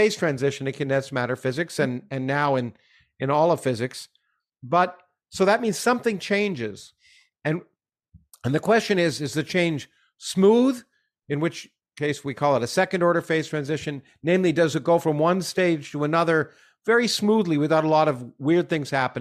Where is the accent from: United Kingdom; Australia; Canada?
Canada; I had growing up in Canada